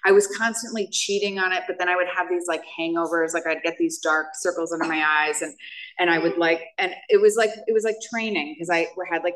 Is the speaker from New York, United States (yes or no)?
yes; New York, United States; I grew up in New York.